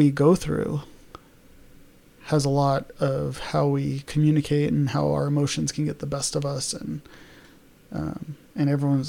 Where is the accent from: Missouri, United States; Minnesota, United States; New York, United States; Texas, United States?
New York, United States; New York City; because like I grew up in New York.